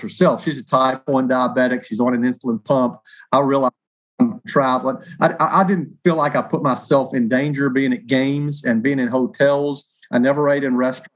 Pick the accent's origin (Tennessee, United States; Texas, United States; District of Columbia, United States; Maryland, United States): Tennessee, United States; Nashville; work in my hometown covering an NFL team